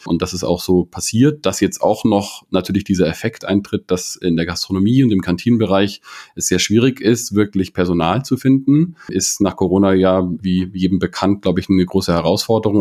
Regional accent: Munich, Bavaria, Germany; komme aus München, bin aus München, habe an der TU

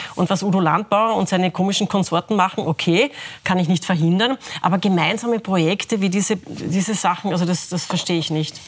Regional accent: Lower Austria, Austria; Ich bin Niederösterreicherin

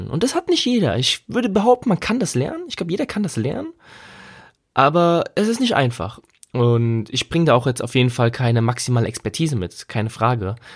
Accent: Germany; first language German; ich meine, ich bin Muttersprachler Deutsch, also ich bin in Deutschland aufgewachsen und geboren, und bin mit der Sprache aufgewachsen

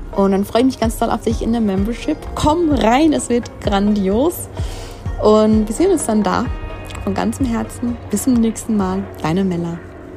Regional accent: Switzerland; moved away; mein Heimatland einfach hat, die Schweiz

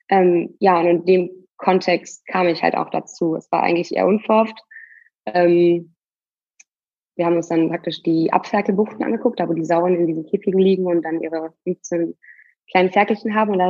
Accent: North Rhine-Westphalia, Germany; also ich komme äh, aus Münsterland, relativ ländlich und habe deswegen auch viele äh, ja, Freunde von der Schulzeit, die selber in Landwirtschaft tätig sind.

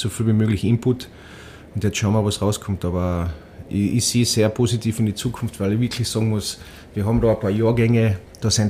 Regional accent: Austria; da oben als Österreicher fallst du in die Bayern-Ecken rein

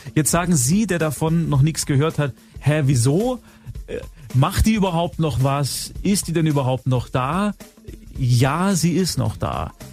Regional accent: Swabia, Baden-Württemberg, Germany; Bei uns in Schwaben

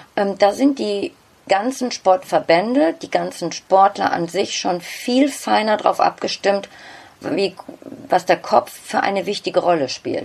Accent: Bottrop, North Rhine-Westphalia, Germany; first language German; ich bin angesiedelt in Nordrhein-Westfalen, genauer gesagt im Ruhrpott in Bottrop. Okay. Dort ist mein, mein Heimatort

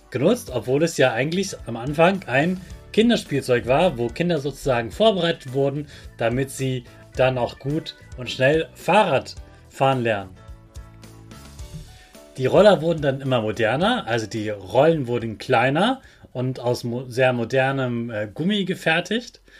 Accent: Hanover, Lower Saxony, Germany; dass eine ganz große Weltausstellung in meiner Heimatstadt Hannover war.

